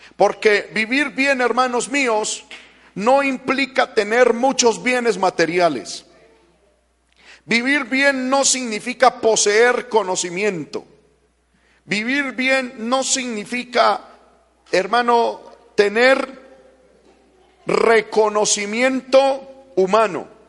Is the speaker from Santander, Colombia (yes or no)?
no; Paisa, Antioquia, Colombia; como paisa que soy